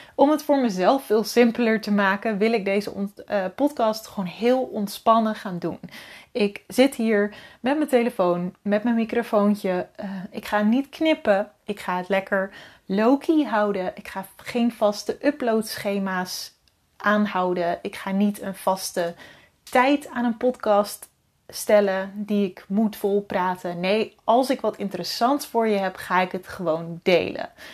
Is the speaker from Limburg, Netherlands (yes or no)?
no; Wieringerwaard, North Holland, Netherlands; also born or lived in Alkmaar; Mijn ouders die wonen in een klein, woonden in een klein dorpje in Noord-Holland, Wieringerwaard.